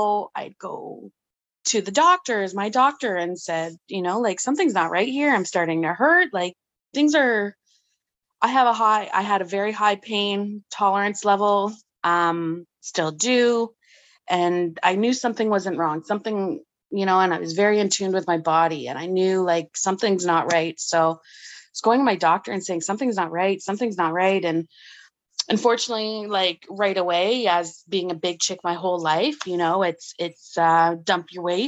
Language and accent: English; Ottawa, Ontario, Canada